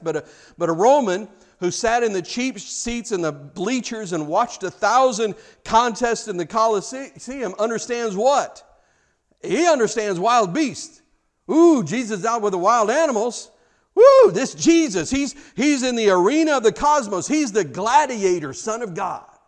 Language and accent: English; United States; I'm an American